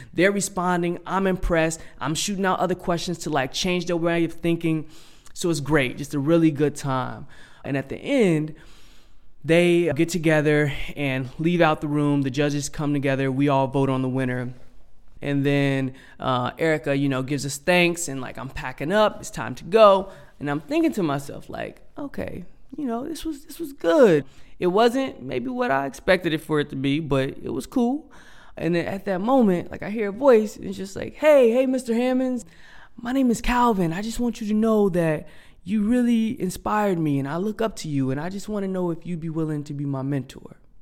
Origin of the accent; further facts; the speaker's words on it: Cincinnati, Ohio, United States; growing up in Cincinnati.